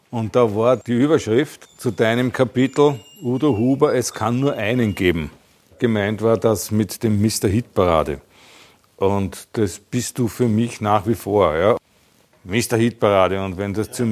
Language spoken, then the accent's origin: German; Austria; Ich bin aus Österreich.